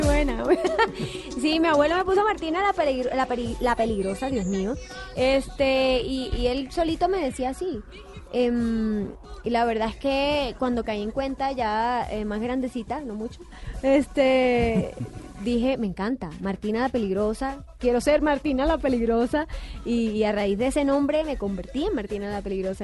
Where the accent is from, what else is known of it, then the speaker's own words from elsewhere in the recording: Montería, Córdoba, Colombia; en Montería, en mi tierra